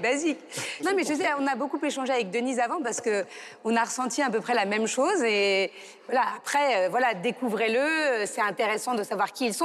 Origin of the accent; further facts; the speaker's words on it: France; en tant que Français